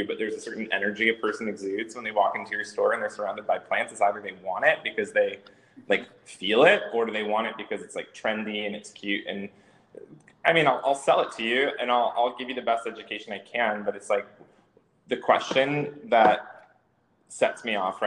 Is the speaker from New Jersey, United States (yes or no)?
yes; New Jersey, United States; moved away; I was born in New Jersey, and I think that stuck with me for most of my life.